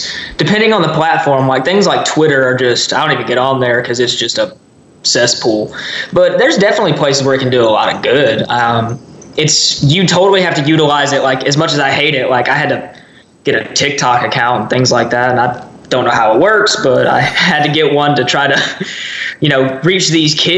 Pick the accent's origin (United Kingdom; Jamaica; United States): United States; near the Alabama line, south of the Blue Ridge area, Georgia; where I live right on the Alabama line. I grew up around there.